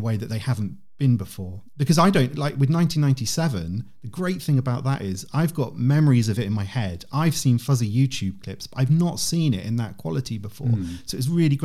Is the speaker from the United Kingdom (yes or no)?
yes; United Kingdom; as a Brit